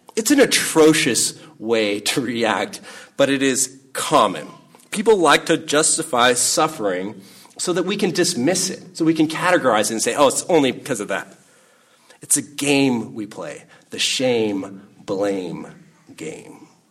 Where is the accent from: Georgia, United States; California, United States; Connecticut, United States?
California, United States; Salinas; I grew up up in Salinas